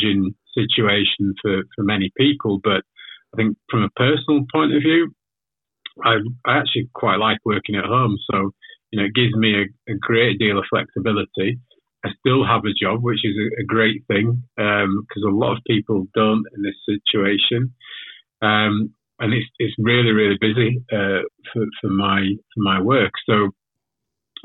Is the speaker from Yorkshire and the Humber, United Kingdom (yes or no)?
yes; Leeds, Yorkshire and the Humber, United Kingdom; also born or lived in Manchester; I'm actually from the UK. So I'm from Leeds originally.